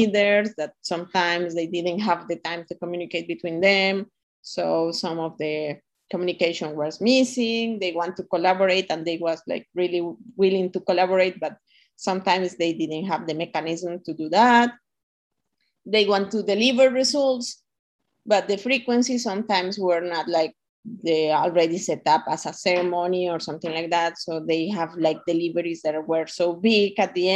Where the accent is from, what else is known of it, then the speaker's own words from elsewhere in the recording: Costa Rica; Costa Ricans, that the word is ticos, we are kind of the same, that is igualiticos